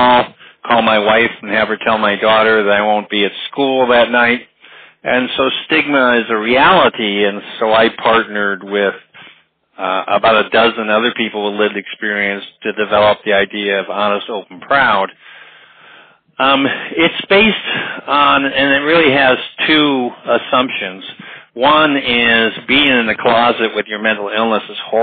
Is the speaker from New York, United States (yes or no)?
no; Chicago, Illinois, United States; I grew up in Chicago in 1968, the big year of the Grant Park riots. I was only 12 years old